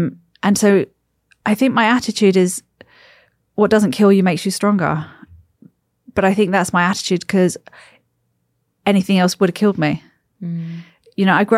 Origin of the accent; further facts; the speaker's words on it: United States; born there; I was born in the States.